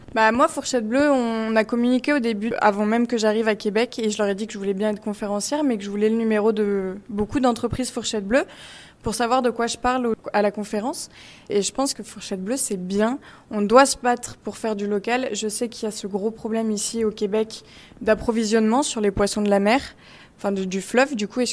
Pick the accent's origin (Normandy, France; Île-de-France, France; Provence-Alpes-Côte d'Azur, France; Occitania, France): Île-de-France, France; Paris; Je suis parisienne